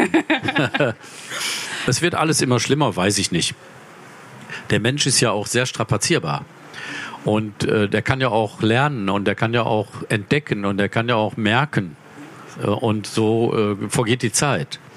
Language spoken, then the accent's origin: German; Mülheim an der Ruhr, North Rhine-Westphalia, Germany; Ich komme aus Mülheim an der Ruhr, meine Heimatstadt.